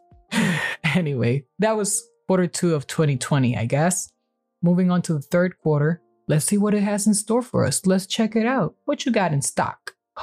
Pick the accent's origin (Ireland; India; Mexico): Mexico; my home country